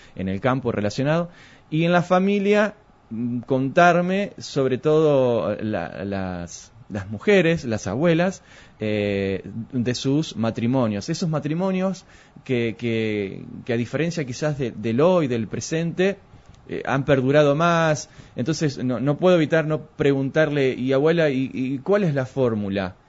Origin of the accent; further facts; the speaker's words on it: Argentina; como buen argentino que somos